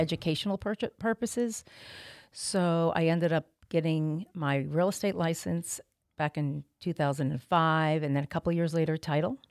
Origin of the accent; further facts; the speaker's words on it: Montville, New Jersey, United States; moved away as an adult; now in South Jersey, United States; I am from Montville